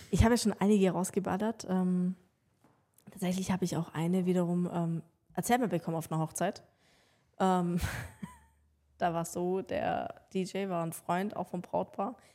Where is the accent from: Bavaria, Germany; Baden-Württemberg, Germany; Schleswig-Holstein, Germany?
Baden-Württemberg, Germany; Ravensburg; die äh, Spiegelfirma aus Ravensburg, meiner Heimatstadt